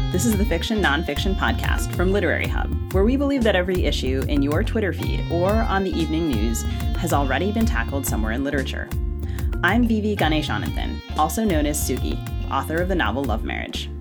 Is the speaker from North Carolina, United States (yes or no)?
no; Maryland, United States; now in Minnesota, United States; I grew up in Maryland